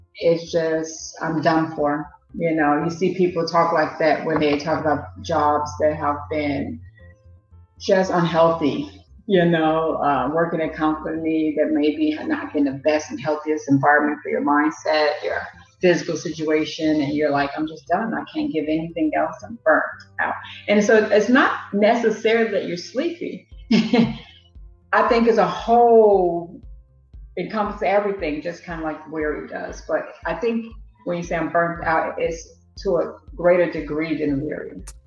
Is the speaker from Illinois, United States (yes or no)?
yes; Chicago, Illinois, United States; moved away as an adult; now in England, United Kingdom; I'm from Chicago, Illinois, and I live in England where I've lived for the past nine years.